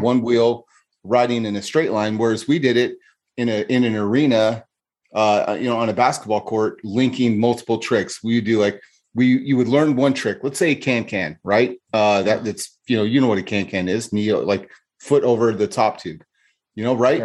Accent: California, United States; moved away as an adult; now in Arizona, United States; grew up in California and moved away 15 years ago, you know, I moved from California to Arizona

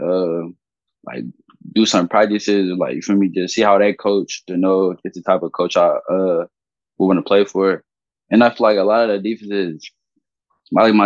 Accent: Ohio, United States; I'm from Ohio.

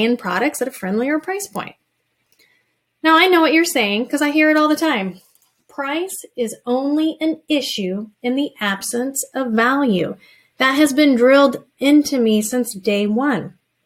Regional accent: rural Indiana, United States; I picked my hometown

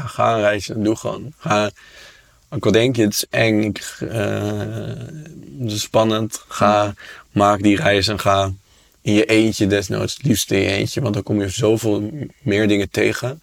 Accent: Amsterdam, North Holland, Netherlands; ik kom uit Amsterdam

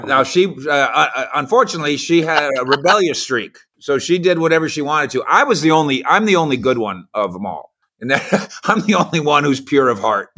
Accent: Minnesota, United States; I grew up in Minnesota

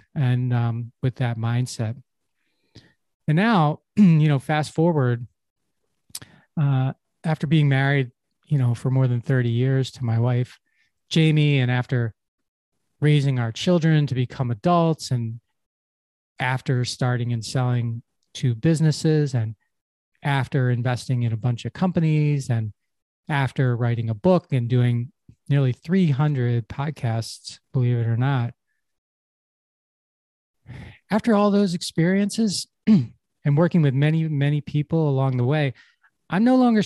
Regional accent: Havertown, Pennsylvania, United States; when I was a kid growing up in Havertown, it's a little town in Pennsylvania near Philadelphia

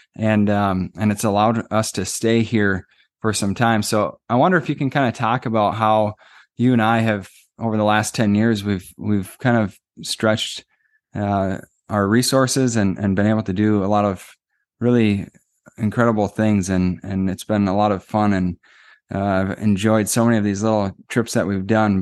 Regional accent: Minnesota, United States; we're from Minnesota

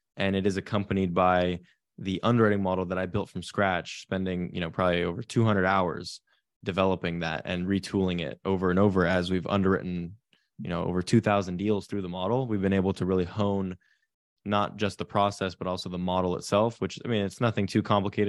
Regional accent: Silicon Valley, California, United States; I grew up in Silicon Valley, California, in a real estate family.

